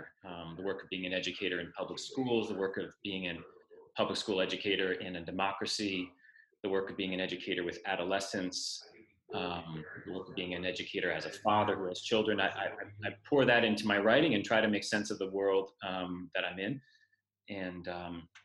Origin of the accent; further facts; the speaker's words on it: Moretown, Vermont, United States; moved away as an adult; also born or lived in New York City / Middlesex, Vermont; I grew up in Moretown, Vermont, about 20 minutes away.